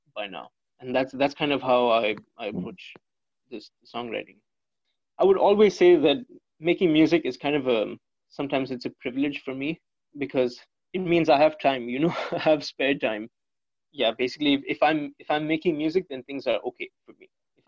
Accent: India; growing up in India

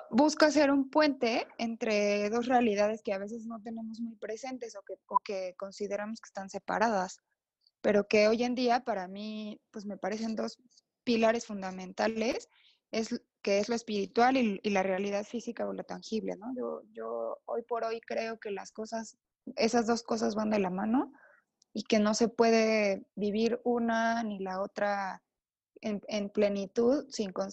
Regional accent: Oaxaca, Mexico; born there; now in San Cristóbal de las Casas, Mexico; Yo nací en Oaxaca

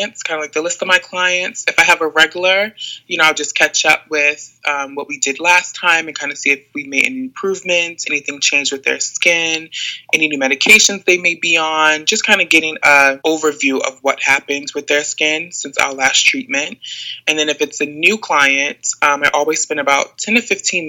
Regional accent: Maryland, United States; also born or lived in Atlanta; I'm from Maryland, so I moved back to Maryland to kind of be with family for a little bit

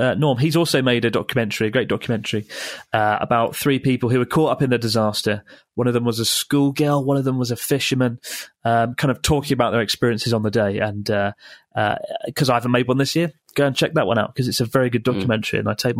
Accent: Australia; To his delight, I was from Australia, which prompted him to immediately pull out a collection of photographs from his pocket depicting iconic Australian places.

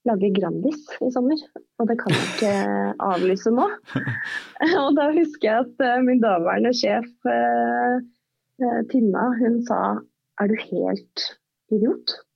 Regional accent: Stranda, Møre og Romsdal, Norway; moved away as an adult; now in Oslo, Norway; Men det gjorde jo at jeg i årene etter at jeg flytta fra Stranda for å studere

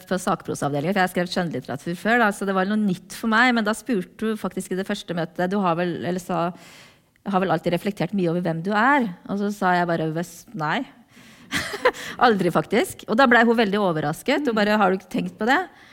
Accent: Norway; also born or lived in South Korea; jeg ble norsk

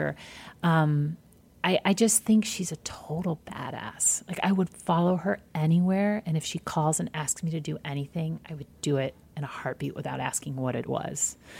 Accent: Midwest, United States; I'm from the Midwest too

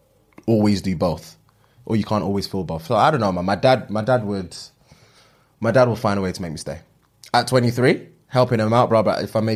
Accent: Nigeria; As soon as you said, if you haven't guessed already, I'm Nigerian, I can obviously empathize and understand the situation

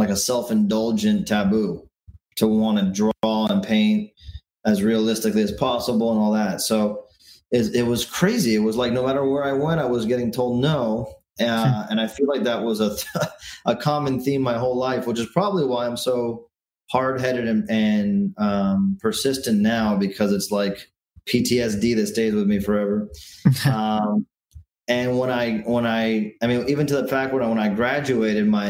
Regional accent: Miami, Florida, United States; also born or lived in Virginia / Washington, D.C.; I was born there, but I've been in Miami since I was 2 years old. So I don't even remember living in DC all that much. And I feel like I'm as Miami as the next guy

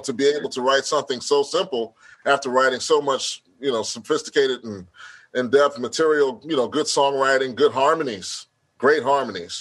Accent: Houston, Texas, United States; I'm from Houston

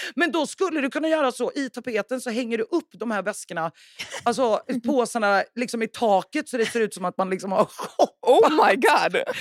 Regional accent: Värmland, Sweden; now in Stockholm, Sweden; jag är ju då från Värmland

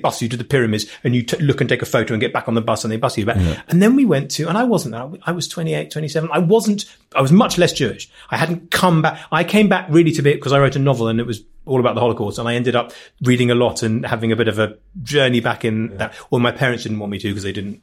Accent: London, United Kingdom; also born or lived in Stanmore; I grew up in Crookwood. My dad called it Crookwood, but it was really, it was kind of West Hampstead, Child's Hill. It was fringes of Golders Green.

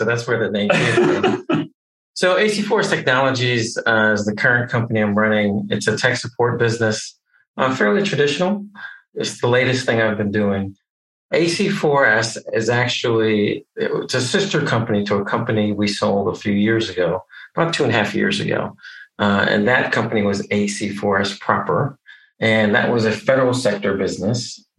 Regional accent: Connecticut, United States; I'm originally from Connecticut, born and raised there. My dad was a Methodist minister, so he got a new church every 3 to 5 years. So we moved around a bit.

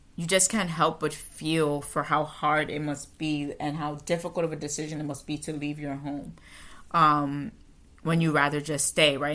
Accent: United States; as an American, as a Western person

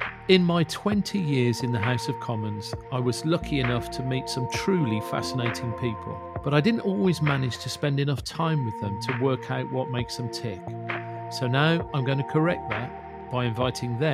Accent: Yorkshire and the Humber, United Kingdom; as a Yorkshireman from South Yorkshire

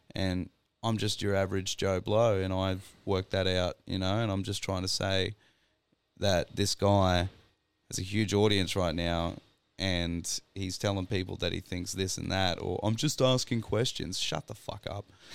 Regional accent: Grafton, New South Wales, Australia; born or raised there; now in Queensland, Australia

